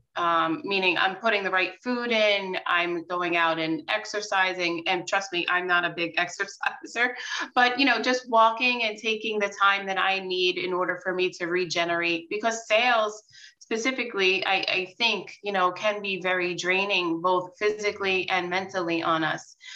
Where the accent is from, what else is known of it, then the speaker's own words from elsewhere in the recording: Long Island, New York, United States; born and raised in New York and on Long Island